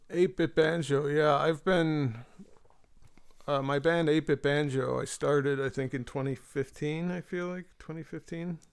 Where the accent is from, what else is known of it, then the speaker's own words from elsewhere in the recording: Marin, San Francisco Bay Area, California, United States; moved away as an adult; now in Galway, Ireland; I was raised in Marin